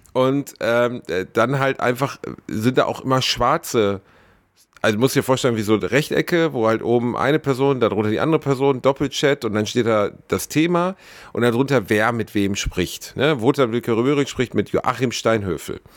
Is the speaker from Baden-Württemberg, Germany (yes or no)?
no; Gelsenkirchen, North Rhine-Westphalia, Germany; Ich komme aus Gelsenkirchen, ich war der einzige deutschstämmige Junge in der ganzen Klasse